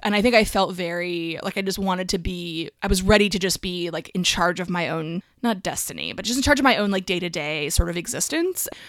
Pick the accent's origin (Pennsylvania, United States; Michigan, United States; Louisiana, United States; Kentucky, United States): Pennsylvania, United States; Allentown; moved away; I grew up in Allentown, um, but we did move.